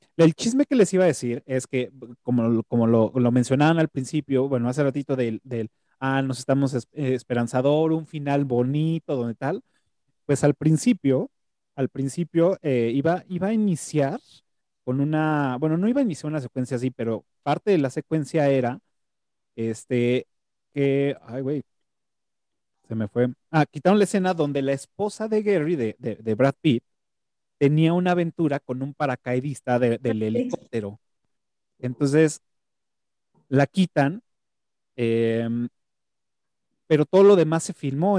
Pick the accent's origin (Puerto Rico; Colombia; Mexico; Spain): Mexico; como mexicano